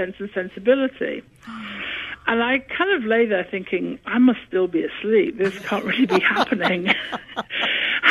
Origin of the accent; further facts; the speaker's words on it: England, United Kingdom; accent: British; northern; moved away; I still have the British accent, but when I get sort of, I don't know, when I'm coming through from anaesthetic, maybe, I don't know, I get very northern